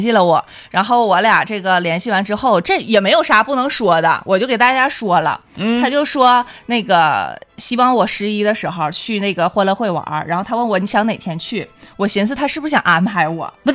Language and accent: Chinese; Liaoyuan, Jilin, China; moved away; 我家乡辽源